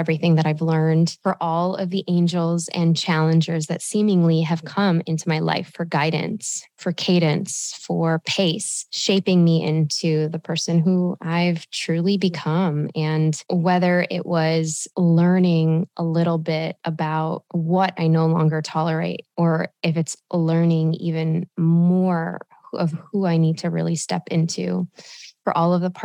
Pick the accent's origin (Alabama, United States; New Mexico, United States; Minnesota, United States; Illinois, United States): Illinois, United States; Chicago; I was born and raised in Chi-Town, the city of grit, the melting pot of love, and the Midwest hospitality of gold